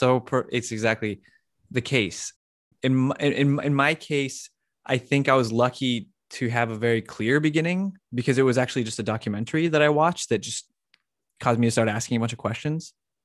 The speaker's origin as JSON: {"language": "English", "town": "Las Cruces", "region": "New Mexico", "country": "United States", "said": "I'm from Las Cruces, New Mexico."}